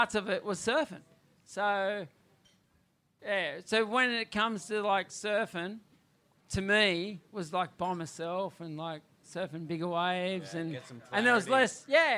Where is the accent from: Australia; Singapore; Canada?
Australia; New South Wales; turned up in my hometown, which is only an hour south here